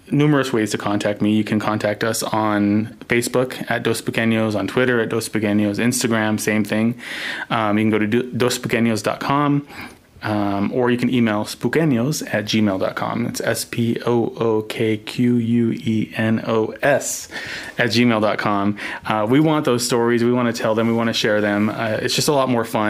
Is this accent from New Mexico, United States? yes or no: yes; Socorro, New Mexico, United States; growing up in New Mexico